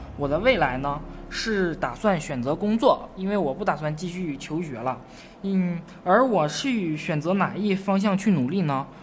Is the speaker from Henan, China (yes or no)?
no; Yichun, Heilongjiang, China; 我家乡是一村的，红松的故乡